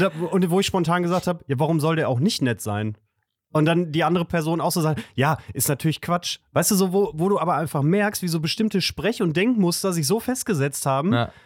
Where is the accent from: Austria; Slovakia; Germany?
Germany; Gütersloh, North Rhine-Westphalia; moved away; aus meiner Heimatstadt Gütersloh